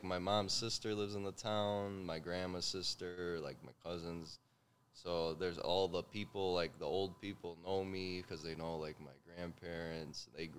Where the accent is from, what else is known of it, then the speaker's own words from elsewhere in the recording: Pizzone, Molise, Italy; I don't live there anymore, but I'm from Pizzone.